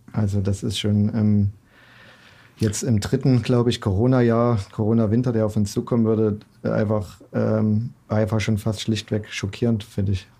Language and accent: German; Leipzig, Saxony, Germany; als gebürtiger Leipziger